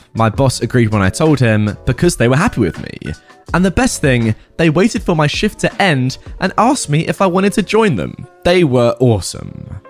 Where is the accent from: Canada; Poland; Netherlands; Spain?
Spain; first language Catalan; English is a second language; are Catalan and Spanish, but until I was like 18 years old, I barely used Spanish outside of school. So my Spanish accent is, let's say, weird.